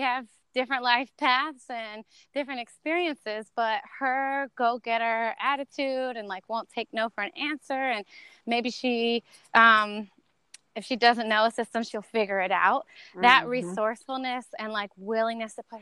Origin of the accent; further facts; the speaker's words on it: North Carolina, United States; moved away as an adult; also born or lived in Miami / Santo Domingo, Dominican Republic; now in New Orleans, United States; I grew up in North Carolina